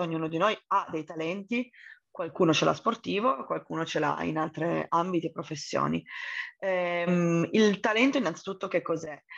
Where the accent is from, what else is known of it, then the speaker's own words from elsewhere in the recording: Turin, Piedmont, Italy; sono originaria di Torino